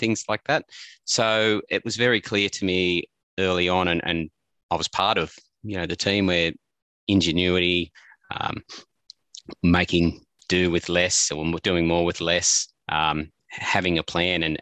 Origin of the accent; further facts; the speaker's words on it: Armidale, New South Wales, Australia; also born or lived in Walcha; I was born in Armidale, and all my family was in Walker.